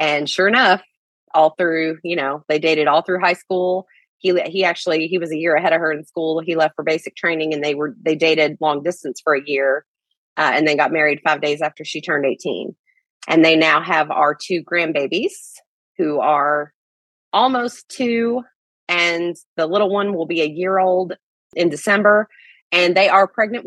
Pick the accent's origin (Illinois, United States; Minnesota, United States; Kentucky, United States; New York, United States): Kentucky, United States; accent: Southern; I'm originally from Kentucky, so we got that accent.